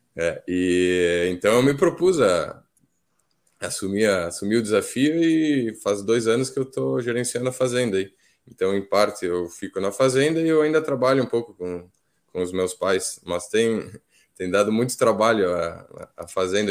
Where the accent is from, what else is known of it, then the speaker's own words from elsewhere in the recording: Flores da Cunha, Rio Grande do Sul, Brazil; also born or lived in Alegrete; eu sou de Flores da Cunha.